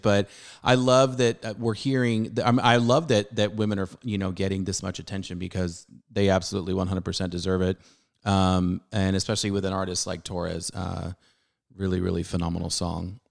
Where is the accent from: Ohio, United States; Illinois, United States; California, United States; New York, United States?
California, United States; San Diego; I grew up in Southern California